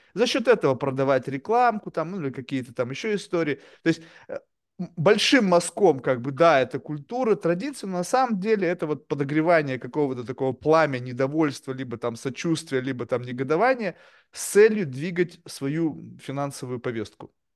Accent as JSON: {"language": "Russian", "country": "Russia", "tie": "born or raised there", "moved": "yes", "lives_now": "United States", "said": "я родился и вырос в России"}